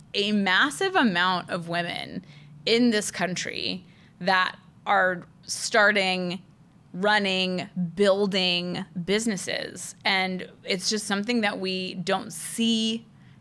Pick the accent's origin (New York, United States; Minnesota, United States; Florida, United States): Florida, United States; Orlando; I grew up in Orlando